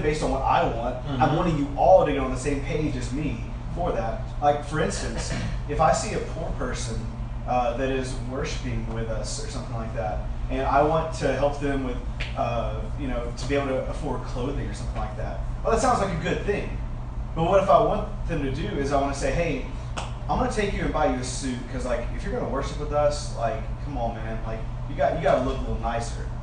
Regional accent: Alabama, United States; because I'm from Alabama, but it's because I'm from the South

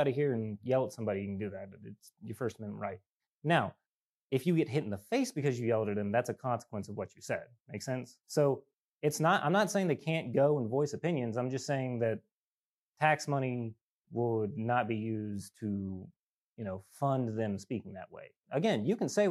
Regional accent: South Carolina, United States; moved away; my home state of South Carolina

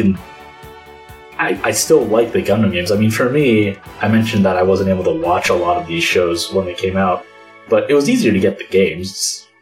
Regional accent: United States; a middle schooler growing up in the United States

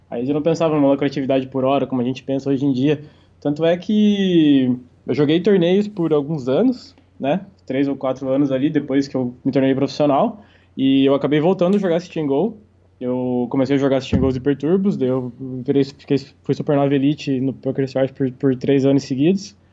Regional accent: Santa Catarina, Brazil; eu vim de uma cidade pequena, interior de Santa Catarina. É, vim de uma família simples, relativamente simples.

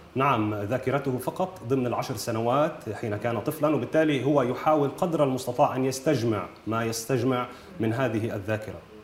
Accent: Nahr al-Bared camp, North Governorate, Lebanon; أنا ولدت بمخيم نهر البارد

